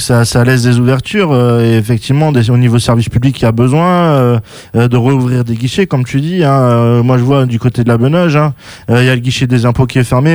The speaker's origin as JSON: {"language": "French", "town": "Bordeaux", "region": "Nouvelle-Aquitaine", "country": "France", "tie": "born or raised there", "said": "je suis né à Bordeaux"}